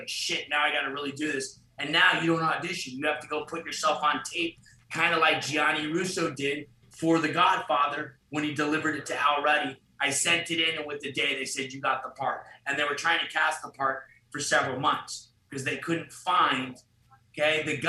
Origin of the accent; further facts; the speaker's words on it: Los Angeles, California, United States; I got to grow up in LA on the streets.